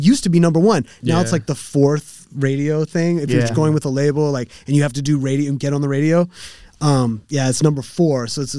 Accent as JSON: {"language": "English", "region": "West Coast", "country": "United States", "said": "I'm from the West Coast."}